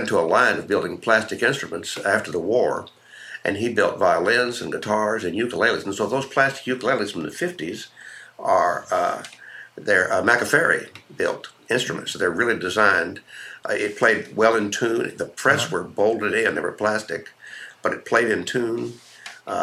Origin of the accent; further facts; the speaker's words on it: Houston, Texas, United States; I grew up in Houston